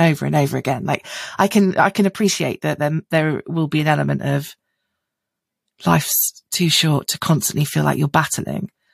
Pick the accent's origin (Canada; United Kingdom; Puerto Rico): United Kingdom; I'm white. I'm British.